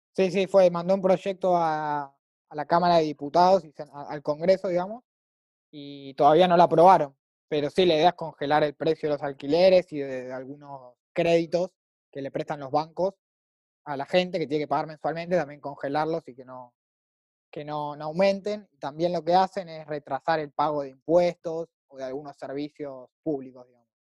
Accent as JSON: {"language": "Spanish", "country": "Argentina", "also_born_or_lived": "Madrid", "said": "argentino, 24 años, vivo en Buenos Aires"}